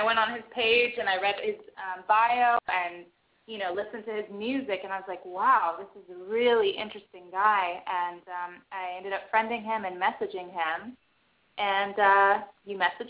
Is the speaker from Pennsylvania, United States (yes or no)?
no; Bay Area, California, United States; moved away as an adult; now in Philadelphia, United States; I'm from the Bay Area originally